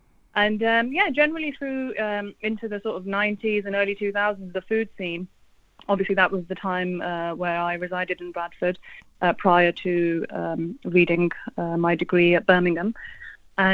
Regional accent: Pakistan; But being Pakistani myself, obviously my affinity is more towards my own food

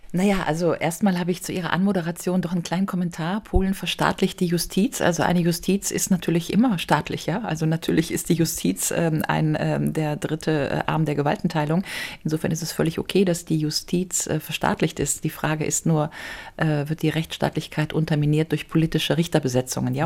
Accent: Germany; ich als Deutsche

